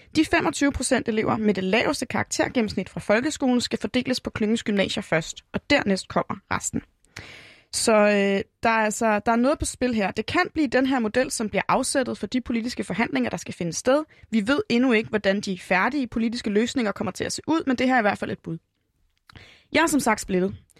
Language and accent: Danish; Hillerød, Capital Region of Denmark, Denmark; min hjemby Hillerød